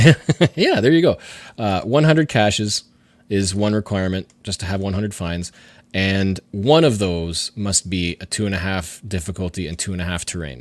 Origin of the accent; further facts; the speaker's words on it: Canada; which I thought was a really interesting, as a Canadian, idea.